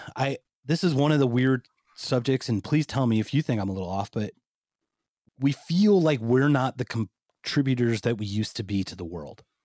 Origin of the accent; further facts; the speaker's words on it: Philadelphia, Pennsylvania, United States; moved away; I'm from the Philadelphia area